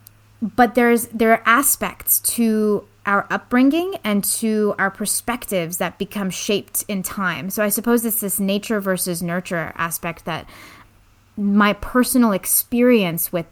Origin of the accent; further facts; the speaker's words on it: the Bay Area, California, United States; I grew up actually here in the Bay Area, so I'm a local, but to parents who were recent immigrants from Iran post-revolution